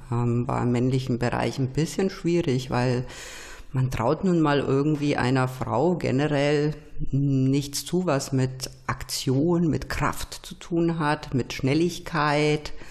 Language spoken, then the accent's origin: German; Nuremberg, Bavaria, Germany; weil ich komme halt nur mal aus Nürnberg.